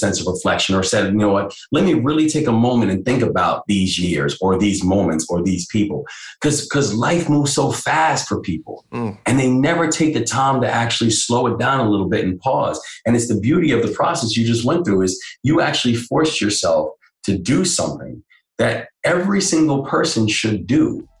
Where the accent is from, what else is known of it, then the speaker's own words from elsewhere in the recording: Maryland, United States; run for governor of Maryland was, you know, it was like that my birth state, you know, the place, my hometown